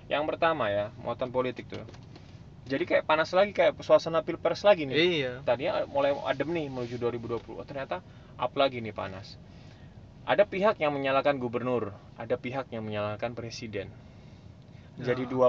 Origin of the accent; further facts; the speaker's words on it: Jakarta, Indonesia; saya bilang otokritik termasuk buat saya warga DKI Jakarta lah